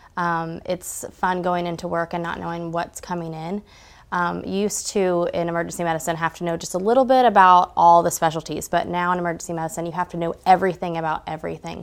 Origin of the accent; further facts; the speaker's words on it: Georgia, United States; also born or lived in Dahlonega / Gainesville / Suwanee; I grew up in Georgia.